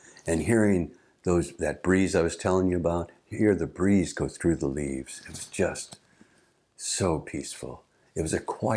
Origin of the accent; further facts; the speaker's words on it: St. Louis, Missouri, United States; where I grew up in St. Louis.